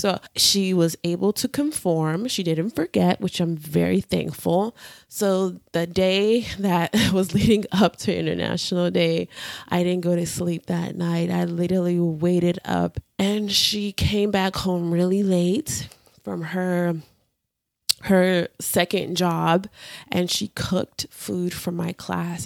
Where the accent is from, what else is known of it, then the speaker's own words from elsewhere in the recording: Houston, Texas, United States; also born or lived in Nigeria; I grew up in Houston and in Nigeria